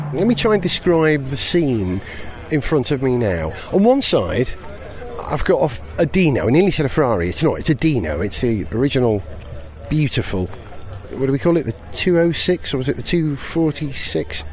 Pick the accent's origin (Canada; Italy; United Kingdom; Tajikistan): United Kingdom; Wales; being a Welshman